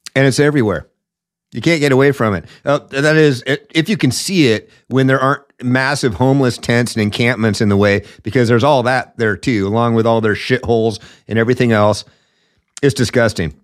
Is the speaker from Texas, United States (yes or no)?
no; Seattle, Washington, United States; Seattle's my hometown